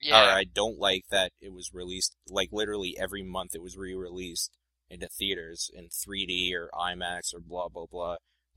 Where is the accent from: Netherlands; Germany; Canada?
Canada; That's because we're Canadian.